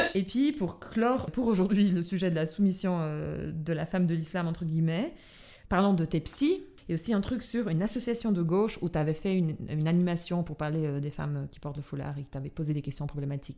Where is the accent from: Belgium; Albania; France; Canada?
Albania; Tirana, Tirana County; now in Switzerland; Moi je dis Tirana